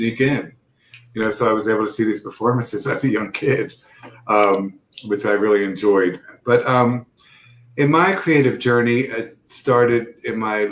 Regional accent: Philadelphia, Pennsylvania, United States; I grew up in Philadelphia

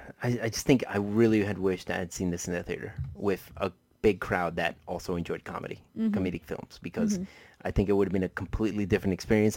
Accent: Colombia; moved away; since I was born in a Hispanic country, I was born in Colombia, uh-huh. that means that I'm a deeply devout Catholic.

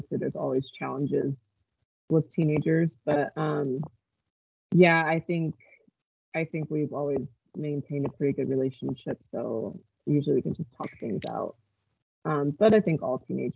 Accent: Eugene, Oregon, United States; moved away as an adult; I moved back to my hometown in Eugene, Oregon, and I had a son.

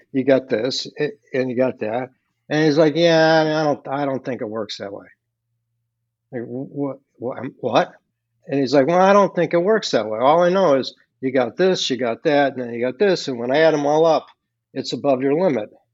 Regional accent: Chicago, Illinois, United States; I grew up in Chicago

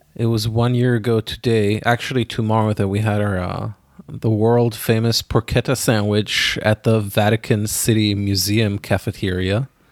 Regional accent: Israel; moved away; I grew up in Israel

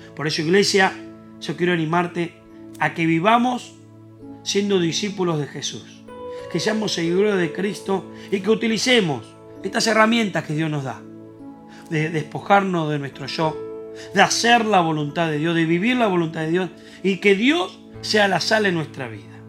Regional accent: Argentina; nosotros somos argentinos

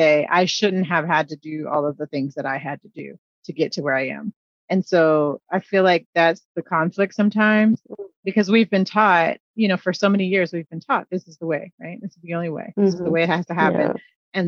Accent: Midwest, United States; I'm teasing because I'm a Midwesterner too

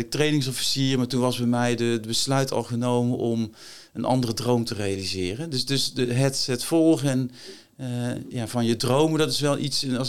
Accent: Helvoort, North Brabant, Netherlands; also born or lived in Berkel-Enschot; Nou, ik, ik ben een Brabander, opgegroeid, geboren in Berken-Enschot en opgegroeid in Helvoort, klein dorpje.

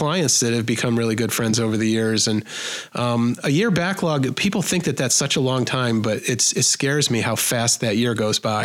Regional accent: Buffalo, New York, United States; I'm from Buffalo and I charge Buffalo prices. I can't outprice myself in my own hometown

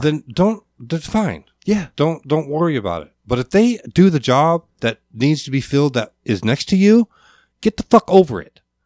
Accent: Alaska, United States; also born or lived in Providence / Lakewood, Washington; growing up in Alaska and my family

